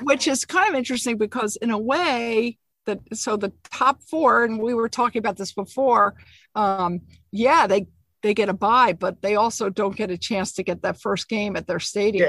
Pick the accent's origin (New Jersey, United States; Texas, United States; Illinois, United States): New Jersey, United States; moved away; even though I grew up in New Jersey, I'm in New York.